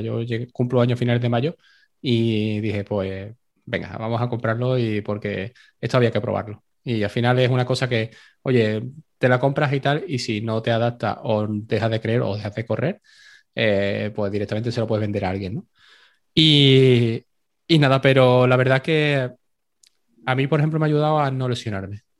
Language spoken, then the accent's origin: Spanish; Seville, Andalusia, Spain; ni siendo sevillano